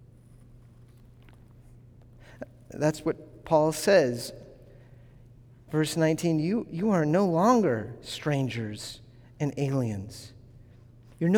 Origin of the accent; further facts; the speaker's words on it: New England, United States; I'm from New England